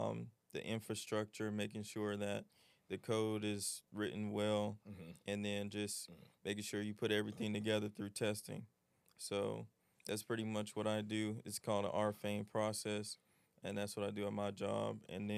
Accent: Lithonia, Georgia, United States; I'm from Lithonia, Georgia. 26 years young.

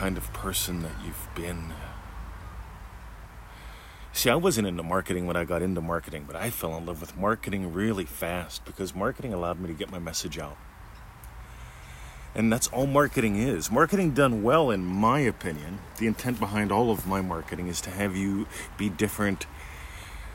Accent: Pennsylvania, United States; I grew up in Pennsylvania

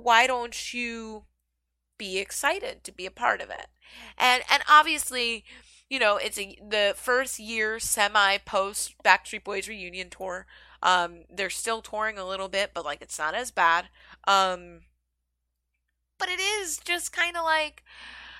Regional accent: Philadelphia, Pennsylvania, United States; now in New York City, United States; I am from Philadelphia originally. I currently live in New York City

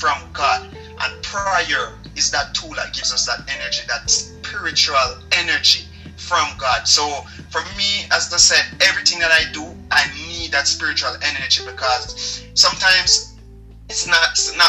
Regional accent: Jamaica; moved away as an adult; I'm from Jamaica

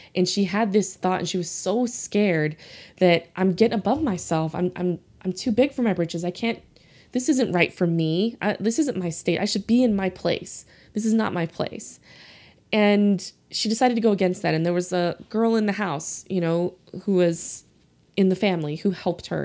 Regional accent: New Orleans, Louisiana, United States; accent: Southern; I grew up in New Orleans

